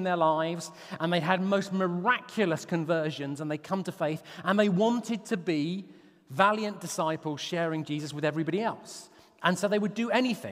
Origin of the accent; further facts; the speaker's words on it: Portsmouth, South East England, United Kingdom; moved away; I had a school reunion in my hometown of Portsmouth